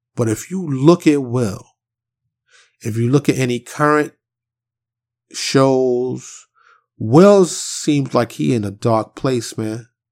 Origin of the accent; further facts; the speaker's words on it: New York City, New York, United States; growing up in Harlem in the South Bronx